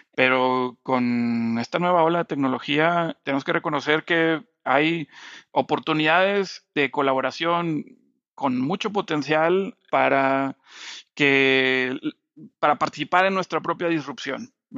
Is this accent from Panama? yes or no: no; Monterrey, Nuevo León, Mexico; moved away as an adult; el sueño de regresar a Monterrey, donde, de donde yo soy